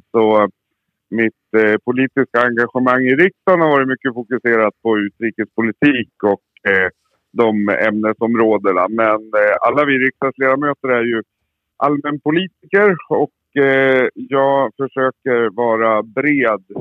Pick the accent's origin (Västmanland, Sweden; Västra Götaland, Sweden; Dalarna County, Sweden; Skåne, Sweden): Västmanland, Sweden; also born or lived in Surahammar; jag är ifrån Västmanland. Jag representerar Västmanland och eh, bor i Surahammar, en liten bruksort utanför Västerås.